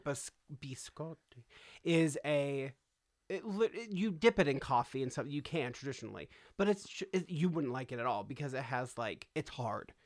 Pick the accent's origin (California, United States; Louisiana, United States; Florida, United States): California, United States; Los Angeles; I grew up in California, okay? I grew up in Los Angeles